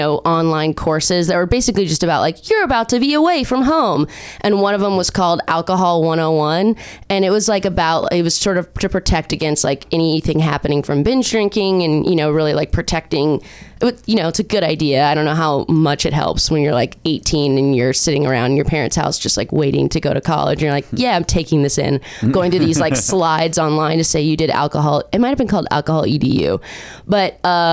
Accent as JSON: {"language": "English", "area": "Orange County", "region": "California", "country": "United States", "also_born_or_lived": "Chicago", "said": "I'm from Orange County."}